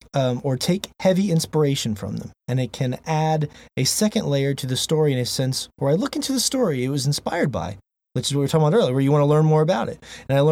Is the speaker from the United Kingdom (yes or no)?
no; Maracaibo, Zulia, Venezuela; which feature my city of Maracaibo. In my hometown from Venezuela.